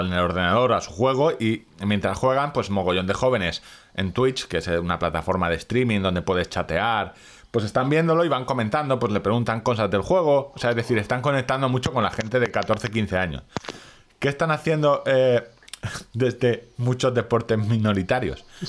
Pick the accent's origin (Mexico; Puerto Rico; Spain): Spain; somos españoles